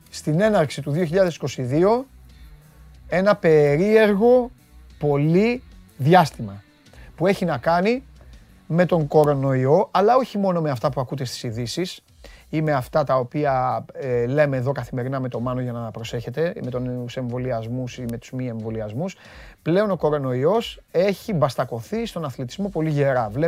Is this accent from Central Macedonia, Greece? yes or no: no; Corfu, Ionian Islands, Greece; Βέβαια. Από, από την πατρίδα μου.